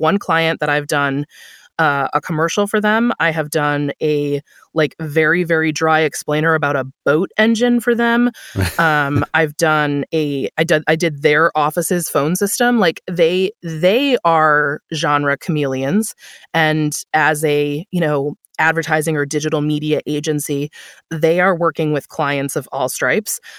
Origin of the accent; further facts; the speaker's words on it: Buffalo, New York, United States; I moved back to my hometown of Buffalo, New York.